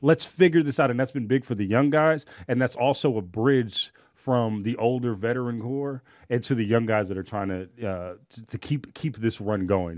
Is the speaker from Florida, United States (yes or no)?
no; Oakland, California, United States; I'm from Oakland